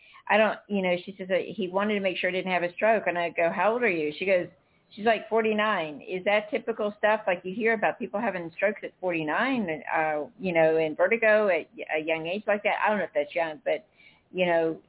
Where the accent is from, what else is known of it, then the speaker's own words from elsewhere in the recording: North Carolina, United States; now in South Florida, United States; I'm from North Carolina